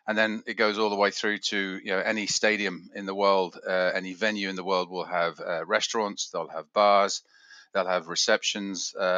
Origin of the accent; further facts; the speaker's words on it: England, United Kingdom; also born or lived in Switzerland; 59 years old, and I am English Swiss.